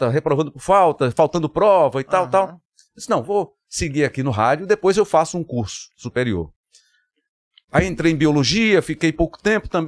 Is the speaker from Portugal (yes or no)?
no; Vitória de Santo Antão, Pernambuco, Brazil; also born or lived in Caruaru; Recife, Pernambuco, Vitória de Santo Antão, Caruaru foi onde eu nasci. Me criei em Vitória de Santo Antão e fui abraçado pelo Recife e Olinda.